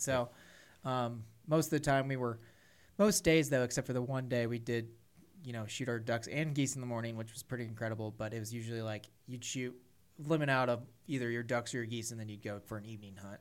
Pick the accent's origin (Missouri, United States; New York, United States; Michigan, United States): Missouri, United States; central; my hometown farm in central Missouri